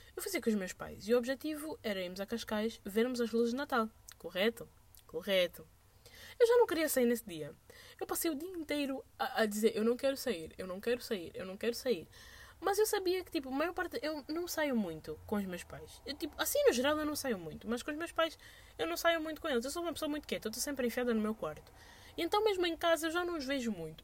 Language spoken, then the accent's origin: Portuguese; Angola; we are from Angola